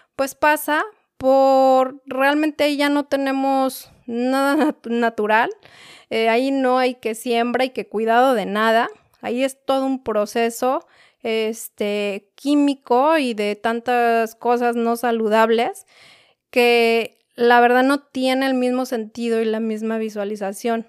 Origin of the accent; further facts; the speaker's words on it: Mexico City, Mexico; Yo soy de la Ciudad de México